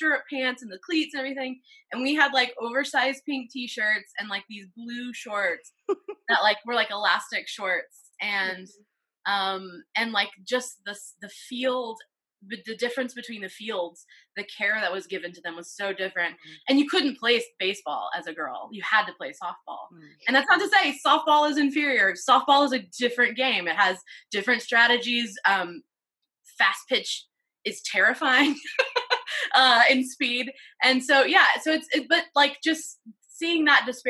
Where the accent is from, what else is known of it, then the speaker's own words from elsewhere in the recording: Middle Tennessee, United States; moved away; I grew up in Middle Tennessee